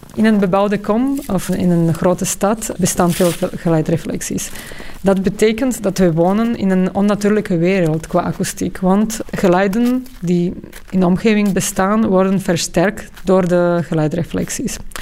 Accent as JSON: {"language": "Dutch", "town": "Bratislava", "region": "Bratislava Region", "country": "Slovakia", "tie": "born or raised there", "moved": "yes", "said": "Ik ben opgegroeid in Bratislava in Slowakije."}